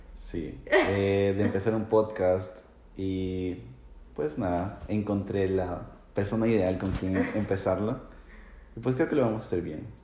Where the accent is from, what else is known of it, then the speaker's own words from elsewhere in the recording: Ecuador; moved away as an adult; also born or lived in Toronto, Canada; now in Canada; el ecuatoriano